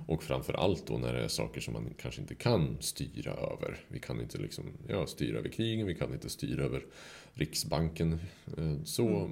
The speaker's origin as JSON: {"language": "Swedish", "country": "Sweden", "said": "som svensk"}